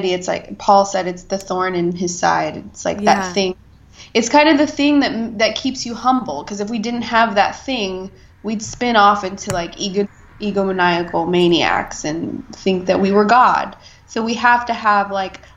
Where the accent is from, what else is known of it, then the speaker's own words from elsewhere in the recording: United States; as I am, like, generation upon generation of American